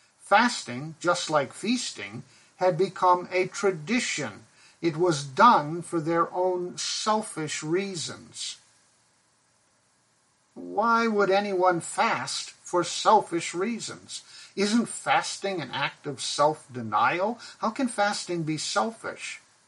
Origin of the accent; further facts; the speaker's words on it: Pakistan; I grew up in Pakistan, and the Shiite Muslims have a religious ritual called the Festival of Ashura